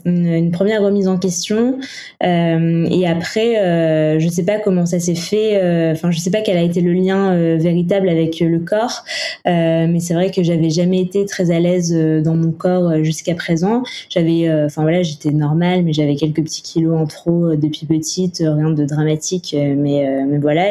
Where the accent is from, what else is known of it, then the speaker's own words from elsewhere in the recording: Toulouse, Occitania, France; now in Paris, France; je suis originaire de Toulouse et aujourd'hui, euh, je vis, euh, je vis à Paris.